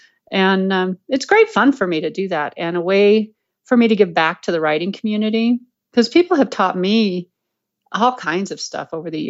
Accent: Colorado, United States; I'm from Colorado

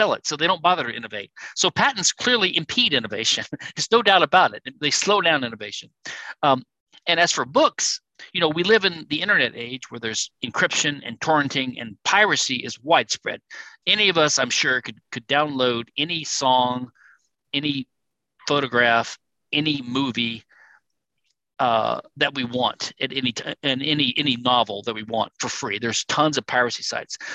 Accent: Louisiana, United States; Louisiana, my home state

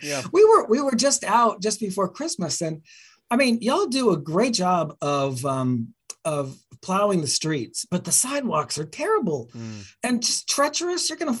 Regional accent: Utah, United States; born there; so I was born in Utah and still have a lot of family there

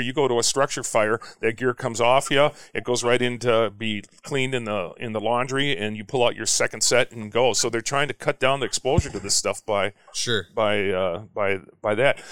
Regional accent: St. Louis Park, Minnesota, United States; moved away; also born or lived in Cedar Rapids, Iowa; I grew up in St. Louis Park

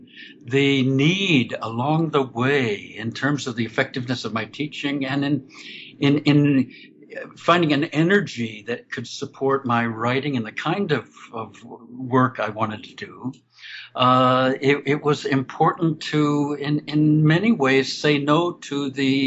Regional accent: Orlando, Florida, United States; I grew up outside Orlando, Florida

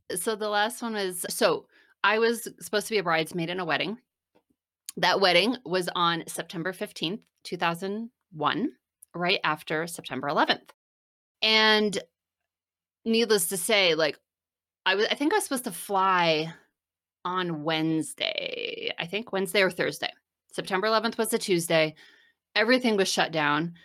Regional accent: New Jersey, United States; moved away as an adult; also born or lived in Philadelphia / Washington, D.C. / San Francisco; I grew up in New Jersey, about an hour from New York City

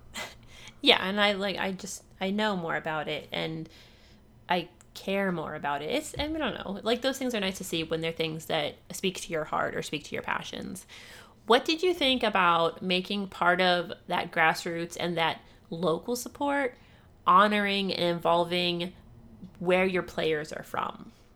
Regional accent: Ohio, United States; I grew up in Ohio

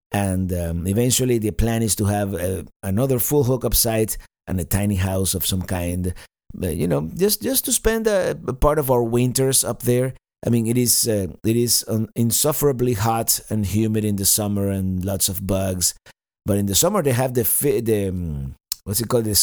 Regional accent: Cuba; moved away; also born or lived in Spain; I grew up in this period of time in Cuba

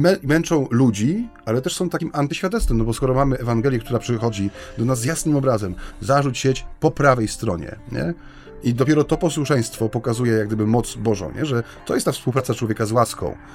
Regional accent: Silesian Voivodeship, Poland; u nas na Śląsku

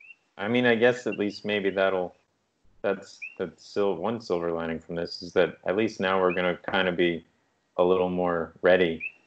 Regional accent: East Coast, United States; now in Canada; But my brain, growing up in the East Coast, I thought like a tree had fallen on the house.

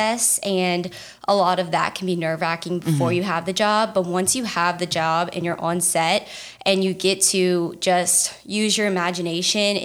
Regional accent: Lafayette, Louisiana, United States; I was born in Lafayette. And I went to high school at Ascension Episcopal

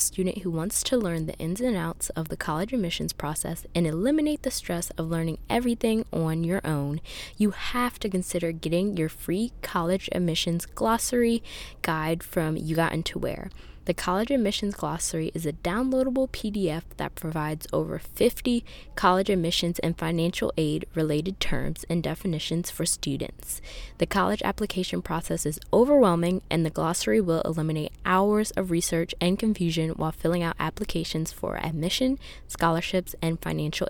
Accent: Pennsylvania, United States; moved away as an adult; we both went to the same high school in Pennsylvania.

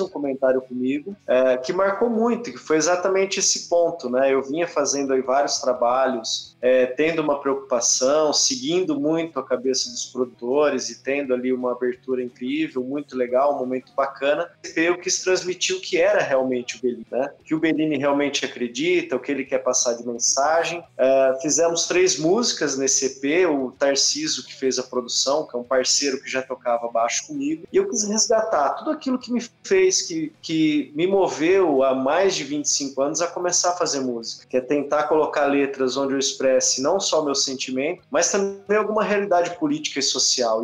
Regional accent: Brazil; como brasileiro e o que eu vejo da minha nação, do país que a gente mora

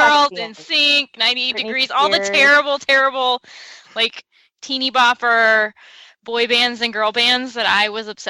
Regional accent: the South, United States; moved away; I grew up a lot in the South

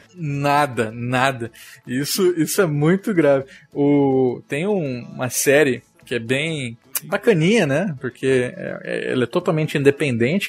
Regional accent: Mato Grosso do Sul, Brazil; Eu sou de Mato Grosso do Sul

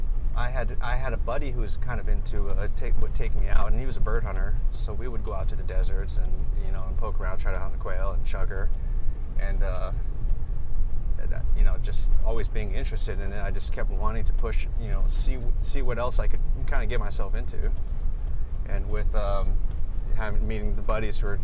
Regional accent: Hawaii, United States; moved away as an adult; also born or lived in California; I grew up in Hawaii

